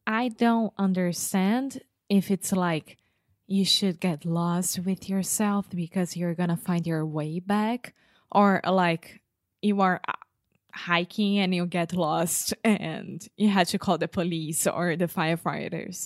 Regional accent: Brazil; English is a second language; I was raised in Brazil, which has a different culture of the United States

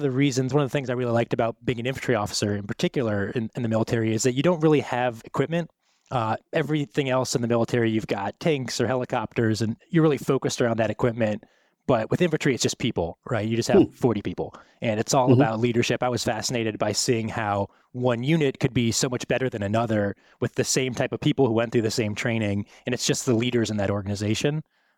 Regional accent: Ohio, United States; also born or lived in Wisconsin / Minnesota; I'm from the Midwest. I was born in Wisconsin. I lived in Minnesota. I grew up in Ohio.

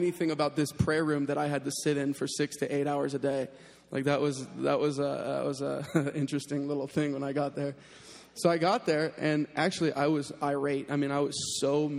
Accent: North Carolina, United States; moved away; I'm from North Carolina. I was living in Raleigh, North Carolina.

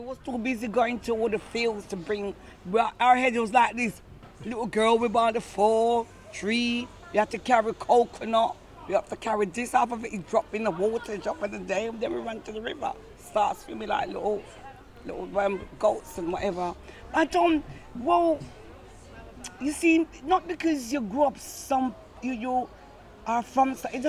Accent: Scotland, United Kingdom; like I grew up a bit in Scotland and other places.

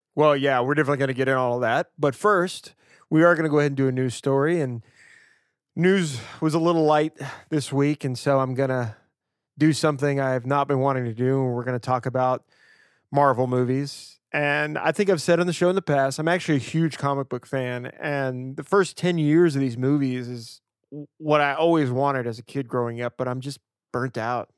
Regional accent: Louisiana, United States; now in Portland, United States; growing up in Louisiana

